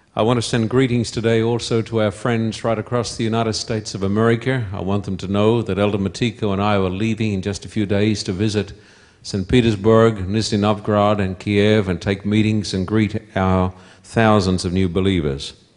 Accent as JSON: {"language": "English", "town": "Somerset Dam", "region": "Queensland", "country": "Australia", "tie": "born or raised there", "also_born_or_lived": "Esk, Queensland", "moved": "yes", "said": "I was born in Esk, a little town that if you blink your eyes as you drive through, you'll miss it. Little town about sixty, seventy, eighty miles from Brisbane, which is the capital of Queensland. And I was brought up at Somerset Dam"}